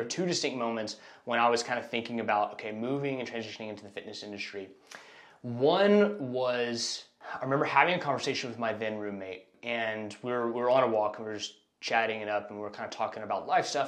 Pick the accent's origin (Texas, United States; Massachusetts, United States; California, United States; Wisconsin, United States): Texas, United States; Austin; moved away as an adult; now in Houston, United States; I was born and raised in Austin, Texas. Um, I moved here to Houston about 10 years ago now